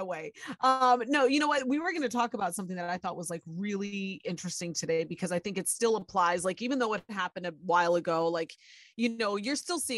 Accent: Ohio, United States; I was born and raised in Ohio

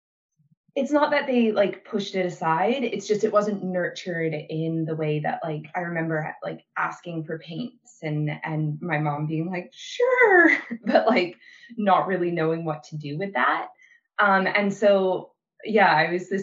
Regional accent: Brandon, Manitoba, Canada; moved away as an adult; moved back to Brandon, Manitoba for a boy

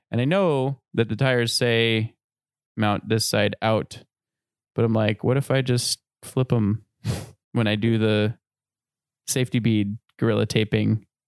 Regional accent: Midwest, United States; we're both from the Midwest

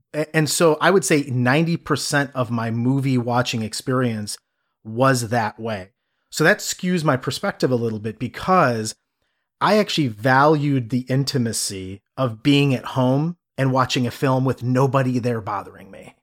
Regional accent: Cleveland, Ohio, United States; growing up in the Midwest. I'm from Cleveland

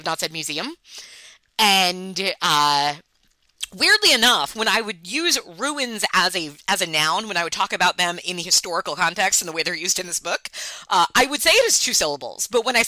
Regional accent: New York, United States; accent: Long Island; Okay, so I'm from Long Island, and Long Island obviously has a lot of accent details, of which you have no doubt heard.

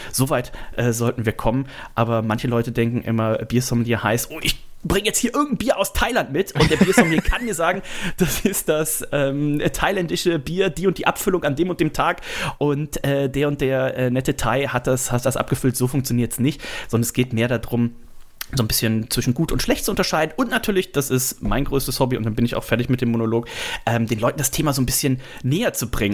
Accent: Bergisches Land, near Bergisch Gladbach, North Rhine-Westphalia, Germany; now in Hamburg, Germany; ich komme natürlich ursprünglich, ursprünglich aus Nordrhein-Westfalen

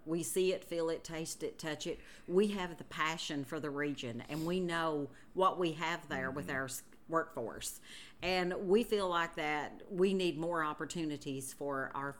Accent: Hazard, Kentucky, United States; accent: East Kentucky; Well, she was from my hometown in Hazard

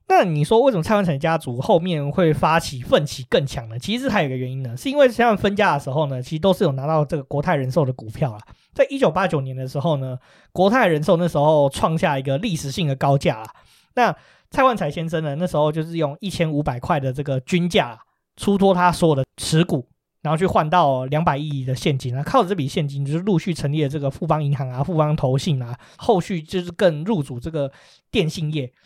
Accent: Taiwan; 我们台湾人

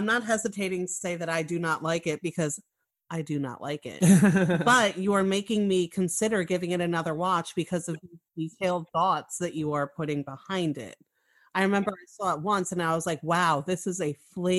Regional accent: New York, United States; accent: New York; I talk like a fucking piece of New York trash.

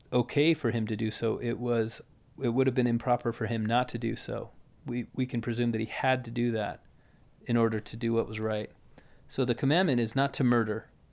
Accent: United States; we grew up in America

